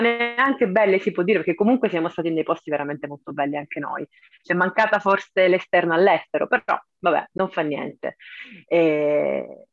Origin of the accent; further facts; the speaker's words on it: Cosenza, Calabria, Italy; ho visto il bollino su Cosenza perché so dov'è la mia città